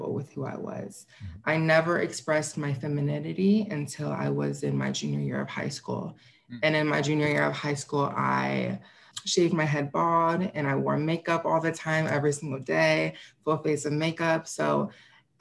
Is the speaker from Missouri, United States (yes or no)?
yes; St. Louis, Missouri, United States; I was born and raised in St. Louis